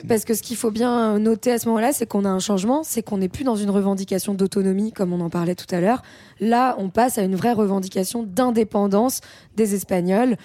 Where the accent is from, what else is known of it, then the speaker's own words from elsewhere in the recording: France; en tant que Français